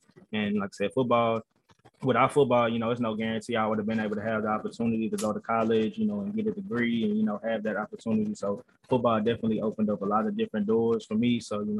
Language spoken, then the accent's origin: English; Houston, Texas, United States; Growing up in Houston, definitely that was huge for me